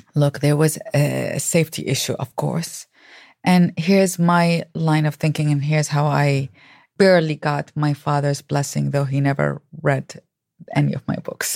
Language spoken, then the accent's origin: English; Baghdad, Baghdad Governorate, Iraq; moved away; I grew up in Baghdad, Iraq